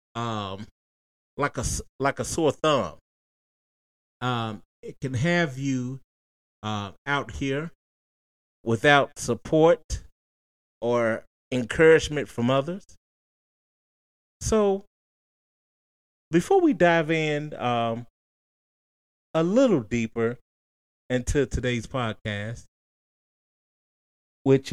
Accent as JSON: {"language": "English", "region": "Tennessee", "country": "United States", "said": "we are from Tennessee"}